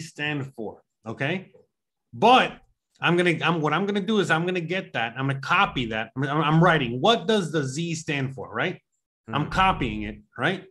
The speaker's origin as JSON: {"language": "English", "country": "United States", "said": "I'm an American."}